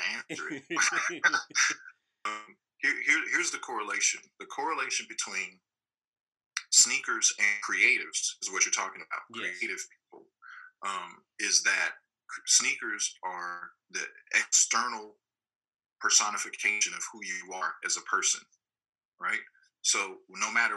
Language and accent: English; Inglewood, California, United States; I grew up in Inglewood, California